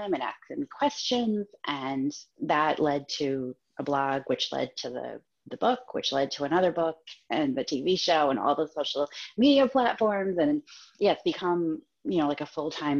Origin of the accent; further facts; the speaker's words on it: Massachusetts, United States; moved away as an adult; now in Maine, United States; I grew up in Massachusetts and lived in different places because my husband was in the Navy